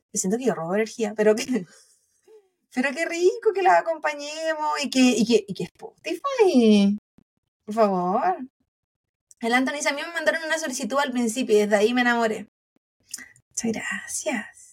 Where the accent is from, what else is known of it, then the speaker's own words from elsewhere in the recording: Chile; now in United States; como buena chilena